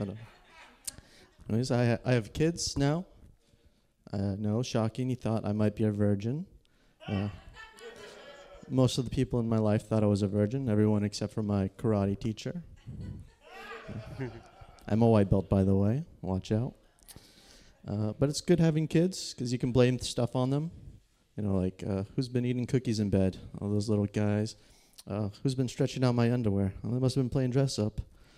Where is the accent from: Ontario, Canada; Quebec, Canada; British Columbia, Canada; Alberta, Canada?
British Columbia, Canada